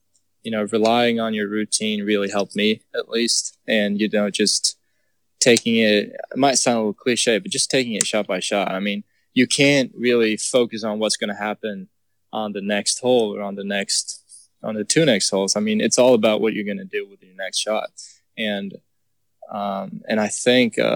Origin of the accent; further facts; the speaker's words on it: Eslöv, Skåne, Sweden; moved away as an adult; now in Texas, United States; I grew up in Sweden where, you know, we don't get good weather all the time